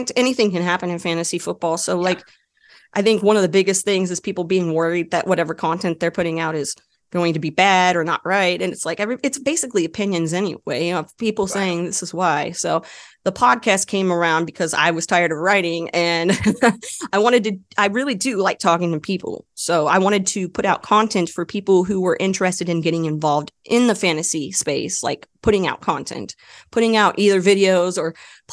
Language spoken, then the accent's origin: English; Dallas, Texas, United States; I grew up in the Dallas area, Dallas Cowboys fan.